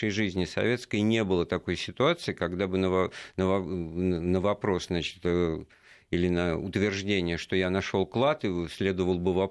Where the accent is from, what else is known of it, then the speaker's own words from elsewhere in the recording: Moscow, Russia; моя малая родина как раз.